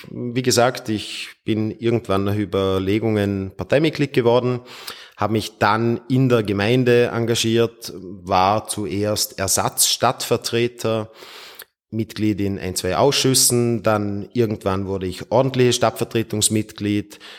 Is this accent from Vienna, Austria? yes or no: no; Feldkirch, Vorarlberg, Austria; Geboren bin ich in Feldkirch und ich wohne auch in meiner Heimatstadt in Feldkirch.